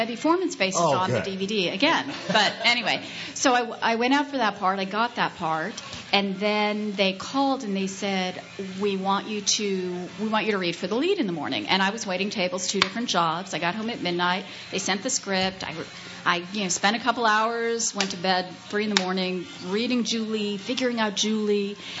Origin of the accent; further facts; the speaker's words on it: Los Angeles, California, United States; accent: Valley; I'm the only one from the Valley in the movie. I grew up in the Valley.